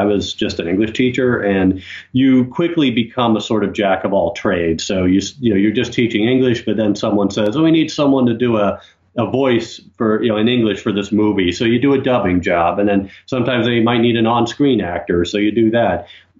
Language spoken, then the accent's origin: English; United States; moved away as an adult; also born or lived in Russia; now in Ukraine; I'm an American who lived mostly in Russia, in fact. I mean, I lived overseas about 13 years, about 12 of those in Russia, far more than I lived in Ukraine.